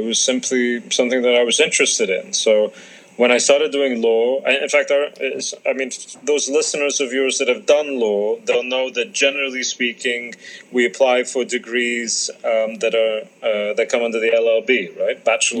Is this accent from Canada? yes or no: no; London, United Kingdom; also born or lived in Cairo, Egypt / Abu Dhabi, United Arab Emirates; I split my upbringing between the Arab world and the UK, so between London, Cairo, and Abu Dhabi.